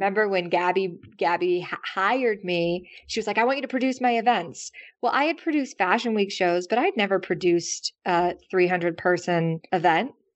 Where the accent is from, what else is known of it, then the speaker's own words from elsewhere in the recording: the South, United States; now in New York, United States; I'm from the South